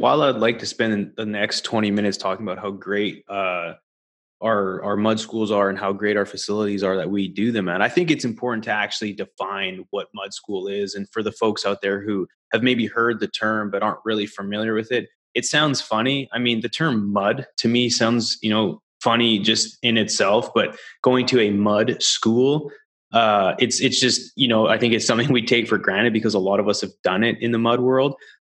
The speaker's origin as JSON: {"language": "English", "country": "Canada", "moved": "yes", "lives_now": "United States", "said": "You know, back in the day when I came from Canada down to the US"}